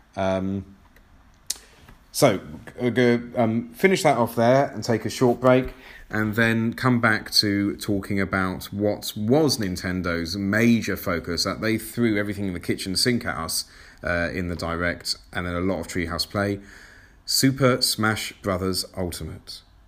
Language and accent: English; England, United Kingdom; I'm English